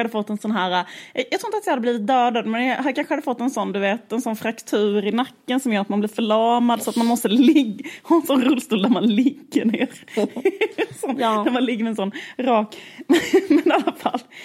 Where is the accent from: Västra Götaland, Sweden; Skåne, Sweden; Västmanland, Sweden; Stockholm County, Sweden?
Skåne, Sweden; vi växte upp i Skåne